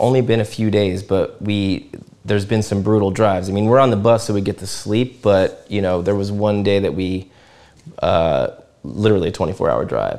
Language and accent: English; New Jersey, United States; I grew up on the East Coast in New Jersey